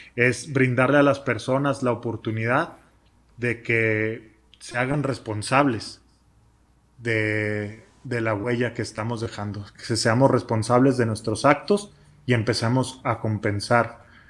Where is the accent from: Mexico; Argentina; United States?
Mexico; Chihuahua; somos de Chihuahua